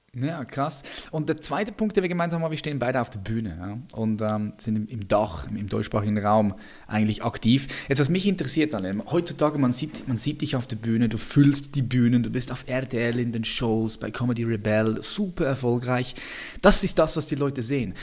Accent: Switzerland; accent: Swiss; wir sind beide Schweizer. Nur okay. du kannst viel besser Hochdeutsch sprechen als ich. Bei mir hört man das ja noch ständig.

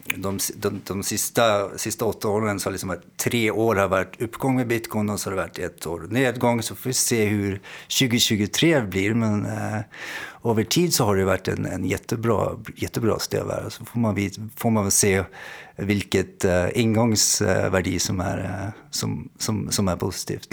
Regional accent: Norway; accent: svorska (Norwegian-Swedish mix); now in Amsterdam, Netherlands; Jag är norsk, ja. Eh, men eh, min morsa är från Kalmar så det blir lite sån där svorska som man säger

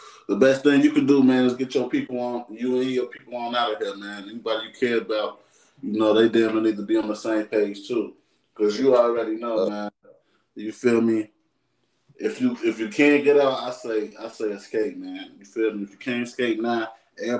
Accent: Chicago, Illinois, United States; I'm from Chicago

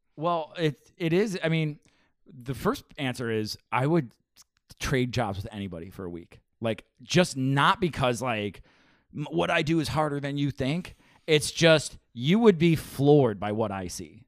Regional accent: Buffalo, New York, United States; I grew up, I grew up on the Seneca side

